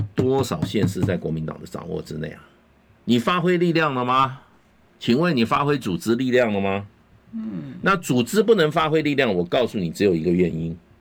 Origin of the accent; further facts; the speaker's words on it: Taipei, Taiwan; 我在台北市从小长大，出生长在台北市